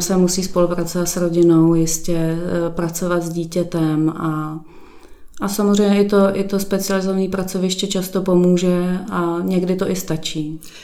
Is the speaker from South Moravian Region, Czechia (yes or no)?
no; Prague, Czechia; moved away as an adult; now in Šestajovice, Czechia; původem jsem z Prahy 8